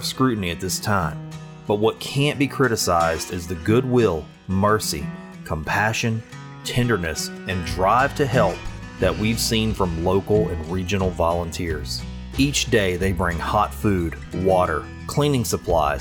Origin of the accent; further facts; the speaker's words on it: Sulphur, Louisiana, United States; Sulphur, Louisiana, my hometown and the place where I produce Find the Good News